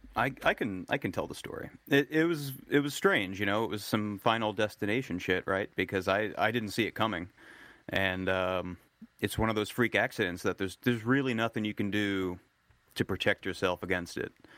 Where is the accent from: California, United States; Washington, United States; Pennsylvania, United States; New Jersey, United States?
New Jersey, United States; I grew up in New Jersey